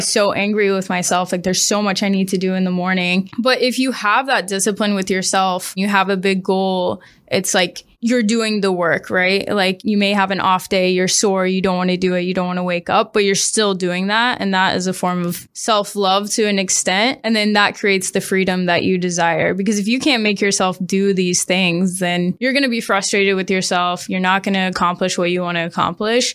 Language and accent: English; Springfield, Missouri, United States; moved away as an adult; also born or lived in Arkansas / Washington, D.C.; I grew up in Springfield, Missouri. I left when I was eighteen for college.